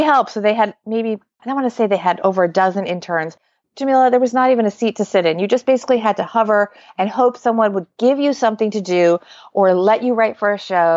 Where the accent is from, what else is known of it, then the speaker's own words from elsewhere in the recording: suburban New Jersey, United States; also born or lived in New York City; I was born in New York City, but I really grew up in suburban New Jersey